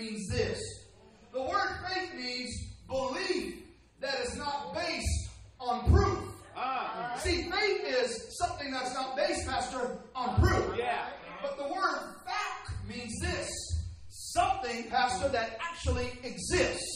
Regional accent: Southern California, United States; accent: Southern California; my Southern California accent

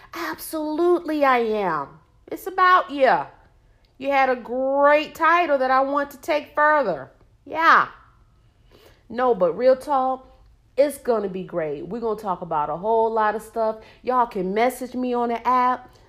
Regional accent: Norfolk, Virginia, United States; moved away as an adult; now in Charlotte, United States; I am from Norfolk, Virginia, seven cities

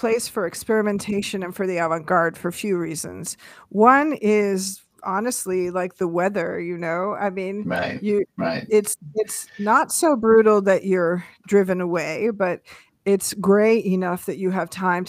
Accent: Seattle, Washington, United States; growing up in Seattle

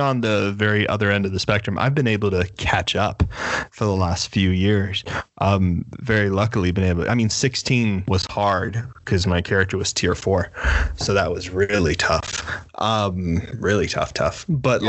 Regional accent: Miami, Florida, United States; growing up in Miami, it's very much like you don't take your car somewhere to get fixed

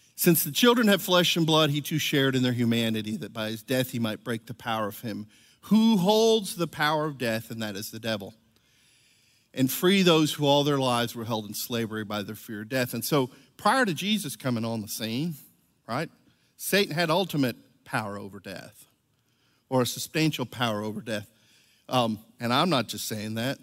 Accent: Venezuela; moved away; I was from Venezuela, I was actually baptized as a Catholic

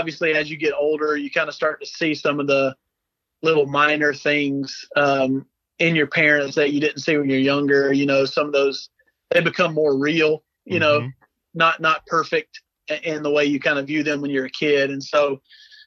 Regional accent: South Carolina, United States; accent: Southern; moved away; also born or lived in Seattle; when we moved from South Carolina to Seattle, it was a pretty big shock, not only to us, but to people we met because they couldn't understand what we were saying

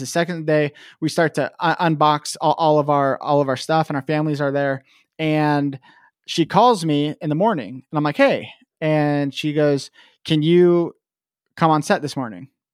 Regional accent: Vancouver, Washington, United States; also born or lived in Portland, Oregon / Kennewick, Washington; I was born in Vancouver, Washington, or Portland, Oregon, but kind of grew up in Vancouver, Washington

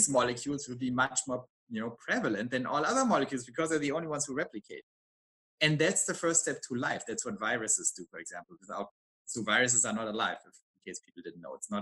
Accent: Germany; I'm from Germany

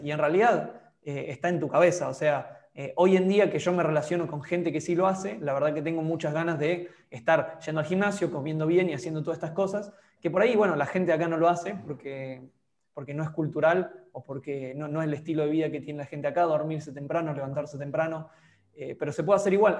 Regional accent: Argentina; moved away as an adult; also born or lived in Europe; cuando me fui de Argentina, volví a los 8 o 9 meses a visitar

